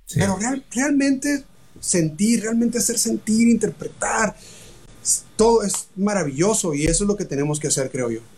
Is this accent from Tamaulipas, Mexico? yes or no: no; Hermosillo, Sonora, Mexico; moved away; also born or lived in Tijuana; yo soy de Hermosillo, no soy de Tijuana, pero viví mucho tiempo tocando en bares en Tijuana